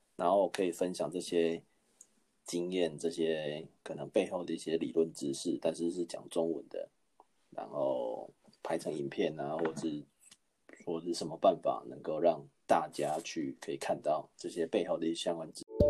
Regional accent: Taiwan; moved away as an adult; also born or lived in Australia; now in New Zealand; 我不是，我不是韩国人啊，我是，我是台湾人啊

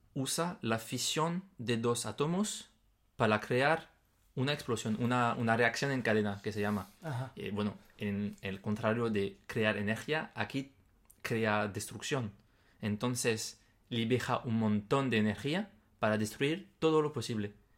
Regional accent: France; Spanish is a second language; moved away; en mi país, por ejemplo, en Francia

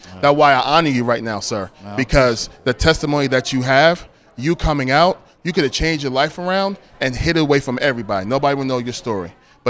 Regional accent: Philadelphia, Pennsylvania, United States; I grew up in West Philadelphia, and I grew up right on 58th and Market, and there was always gang presence in my area.

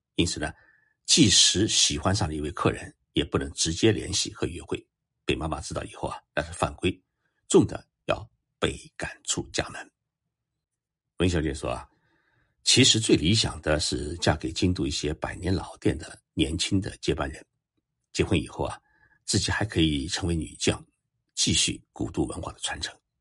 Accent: China; 我们中国人

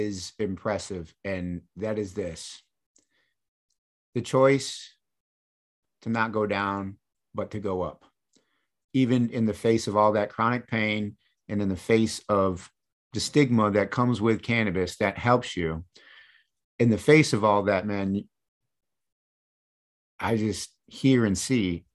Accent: Michigan, United States; I grew up in Michigan

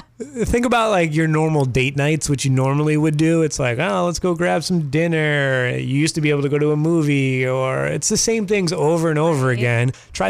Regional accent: Massachusetts, United States; now in Maine, United States; I grew up in Massachusetts.

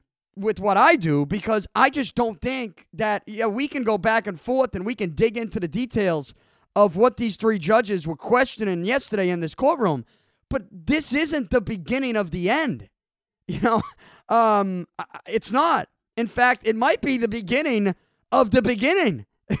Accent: Boston, Massachusetts, United States; I'm from Boston.

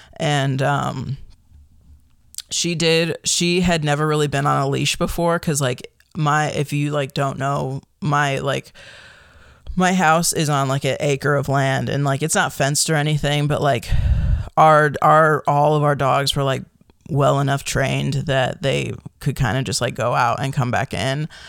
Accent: Chicago, Illinois, United States; moved away as an adult; also born or lived in Michigan / Kalamazoo / Appleton; now in Oregon, United States; I grew up in the Chicagoland area

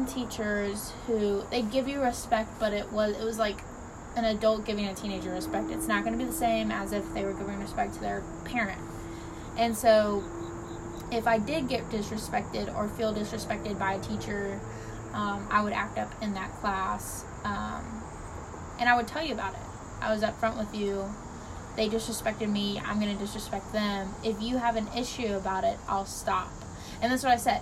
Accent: Temple Terrace, Florida, United States; we grew up in Florida

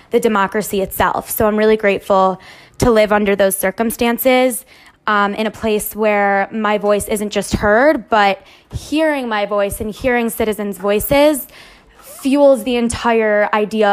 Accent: Cleveland, Ohio, United States; I'm 21 years old and I'm from Cleveland.

